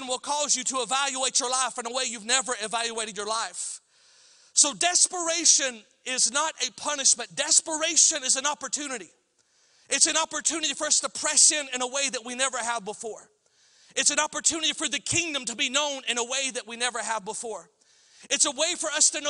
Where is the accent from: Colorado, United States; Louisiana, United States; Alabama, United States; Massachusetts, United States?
Alabama, United States; I'm from Alabama